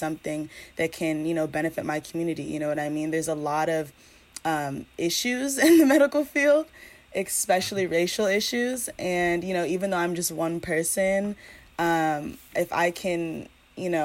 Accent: Pasadena, California, United States; I'm from Los Angeles, California, but you know, specifically the city of Pasadena

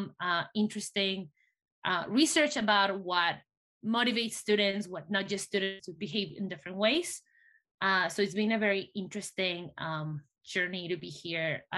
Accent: Mexico; English is a second language; also born or lived in Pittsburgh, United States; now in Michigan, United States; as a Mexican immigrant, English is my second language. And that's why you hear that I have an accent when I speak.

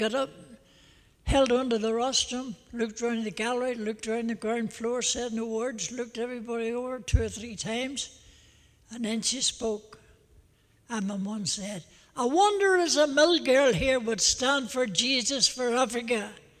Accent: Belfast, Northern Ireland, United Kingdom; a wee Belfast boy

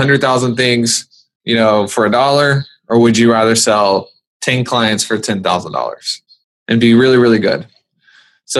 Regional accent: the South, United States; I'm from the South

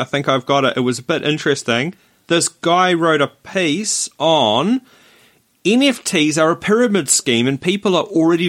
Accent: Rotorua, Bay of Plenty, New Zealand; moved away; No, what's happening in Rotorua, my hometown?

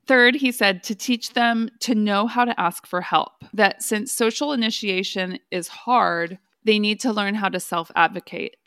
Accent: Fresno, California, United States; moved away; I'm from Fresno. So we had four H at my high school.

